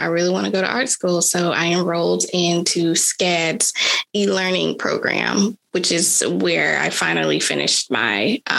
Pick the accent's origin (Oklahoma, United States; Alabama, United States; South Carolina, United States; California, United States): Alabama, United States; Mobile; also born or lived in Birmingham, Alabama; I grew up in Mobile, Alabama.